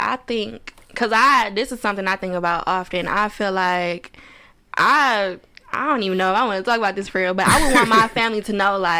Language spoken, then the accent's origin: English; Ecorse, Michigan, United States; So I grew up in Ecorse, Michigan. Mm-hmm. So I guess we can say that's where I'm from.